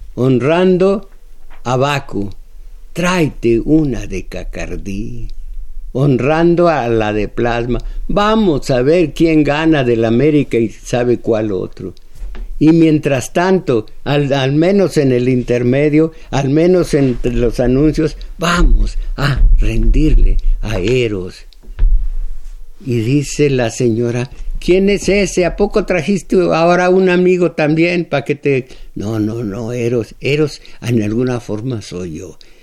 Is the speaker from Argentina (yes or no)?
no; Mexico